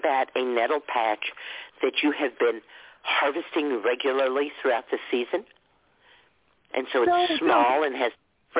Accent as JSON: {"language": "English", "region": "Texas", "country": "United States", "tie": "born or raised there", "moved": "yes", "said": "I grew up in Texas, so New Mexico was just right next door"}